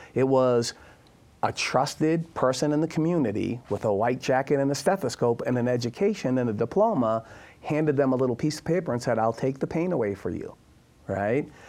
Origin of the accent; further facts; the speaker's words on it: Boston, Massachusetts, United States; I'm from Boston